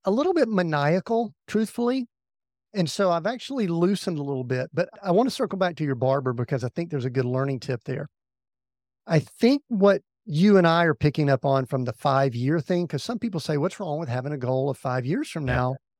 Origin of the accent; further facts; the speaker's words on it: the South, United States; We grew up in the South